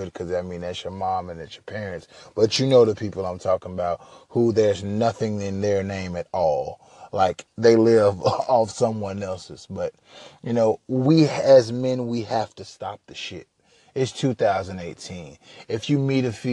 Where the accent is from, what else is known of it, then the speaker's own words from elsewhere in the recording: Huntsville, Alabama, United States; also born or lived in Minneapolis, Minnesota; now in Houston, United States; I'm originally from Minneapolis, Minnesota, raised in Huntsville, Alabama, so I've been a few different places in the South, but now I reside in Houston, Texas